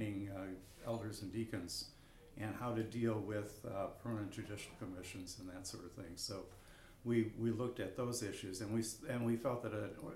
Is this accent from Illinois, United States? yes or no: yes; Chicago, Illinois, United States; also born or lived in Palm Springs, California; I'm from Chicago, Illinois. Although now I spend my winters in Palm Springs, California.